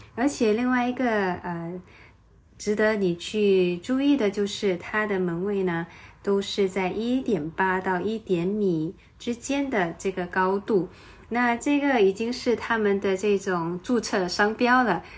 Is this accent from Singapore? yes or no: yes; Singapore; 我是土生土长的新加坡人